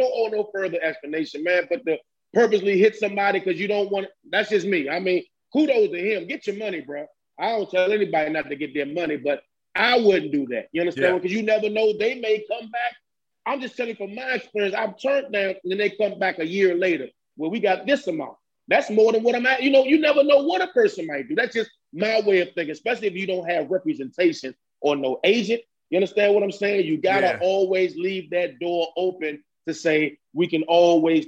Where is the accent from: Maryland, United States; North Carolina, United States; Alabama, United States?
Maryland, United States; Landover; PG County. That's where I'm from. I'm from Landover.